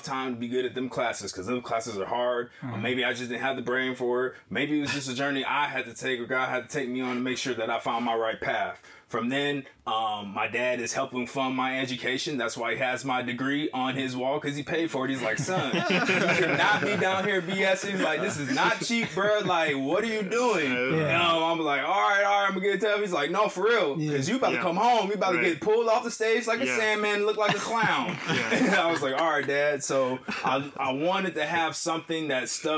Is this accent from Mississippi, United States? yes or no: no; Littleton, Colorado, United States; born or raised there; also born or lived in Detroit, Michigan